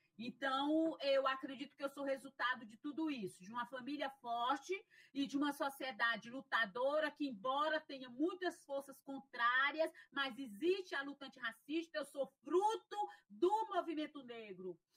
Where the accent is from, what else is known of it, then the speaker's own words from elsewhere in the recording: interior of Piauí, Brazil; moved away as an adult; now in Fortaleza, Brazil; eu sou filha de uma família negra, né? De uma família negra e trabalhadora do interior do, do Piauí